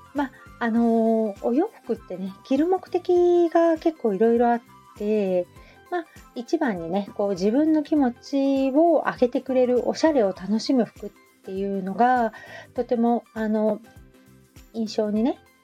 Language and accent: Japanese; Hamamatsu, Shizuoka, Japan; also born or lived in Kita-Kamakura, Kanagawa; now in Kamakura, Japan; 浜松、私出身